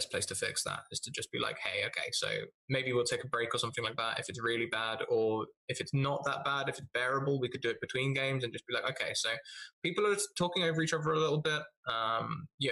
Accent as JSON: {"language": "English", "country": "United Kingdom", "said": "I am British"}